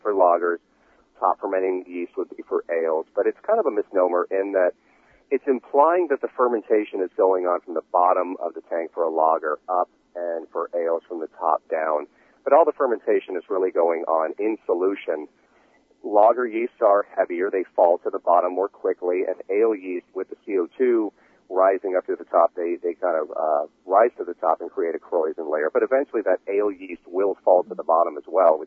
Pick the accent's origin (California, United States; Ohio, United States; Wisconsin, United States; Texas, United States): California, United States; moved away; also born or lived in Philadelphia; I grew up in California, but ended up in Philadelphia.